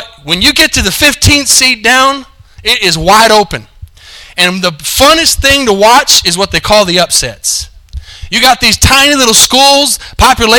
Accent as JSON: {"language": "English", "region": "Arizona", "country": "United States", "moved": "yes", "lives_now": "Denton, United States", "said": "I'm from Arizona, and I'm a University of Arizona fan"}